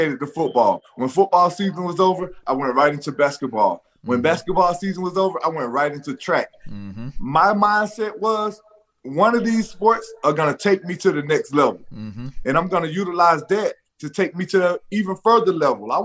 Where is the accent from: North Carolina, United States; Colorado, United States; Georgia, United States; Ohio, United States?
Georgia, United States; Shellman; Growing up in Shelman, Georgia